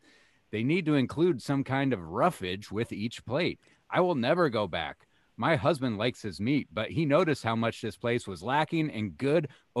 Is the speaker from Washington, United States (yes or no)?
yes; Kennewick, Washington, United States; Here's a 1-star review from my hometown. Texas Roadhouse in Kennewick, Washington.